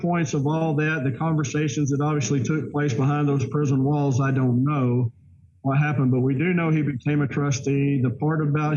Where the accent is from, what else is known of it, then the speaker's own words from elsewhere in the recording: Deep South, United States; growing up in the Deep South